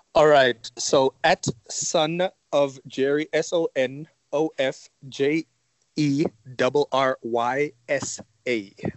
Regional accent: Johannesburg, Gauteng, South Africa; I grew up in Yeovil

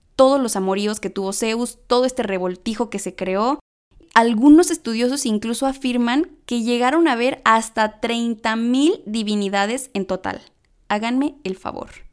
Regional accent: Monterrey, Nuevo León, Mexico; accent: regio; hasta se me sale el acento regio

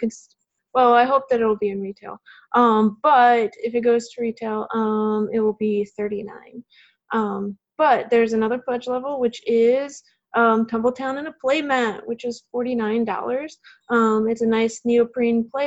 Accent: Chicago, Illinois, United States; moved away as an adult; now in Huntsville, United States; I grew up around Chicago, Illinois, which definitely has snow

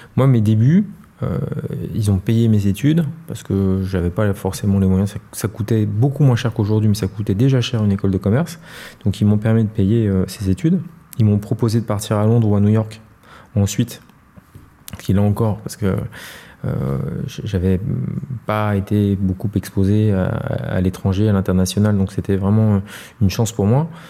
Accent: Paris, Île-de-France, France; also born or lived in Noisy-le-Grand; Je suis parisien, très parisien. Euh, mais euh, je, suis né à, Noisy-le-Grand, euh, en Seine-Saint-Denis

